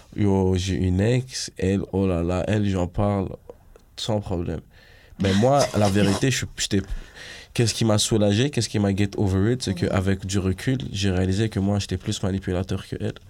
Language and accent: French; Montreal, Quebec, Canada; je suis de l'Ouest de Montréal